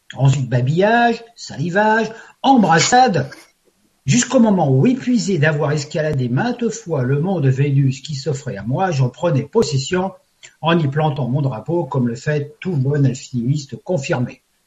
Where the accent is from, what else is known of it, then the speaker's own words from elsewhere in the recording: Paris, Île-de-France, France; je suis parisien d'origine